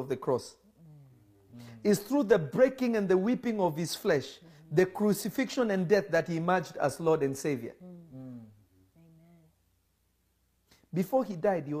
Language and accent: English; Kenya; there was a certain religion I grew up in Kenya